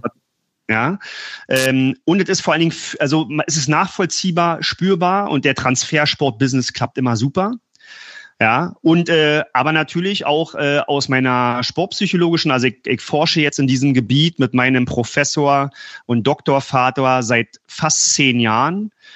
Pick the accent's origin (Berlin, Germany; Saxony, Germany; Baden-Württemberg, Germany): Berlin, Germany; Ich komme aus Berlin